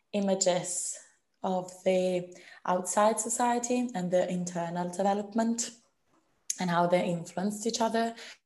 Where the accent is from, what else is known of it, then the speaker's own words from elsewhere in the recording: Italy; moved away; also born or lived in London; I am an actress graduated from the Royal Central School of Speech and Drama in London. I am from Italy